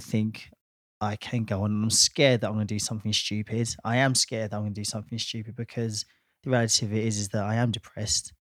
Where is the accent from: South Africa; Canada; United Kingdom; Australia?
United Kingdom; Watford, East of England; my hometown of Watford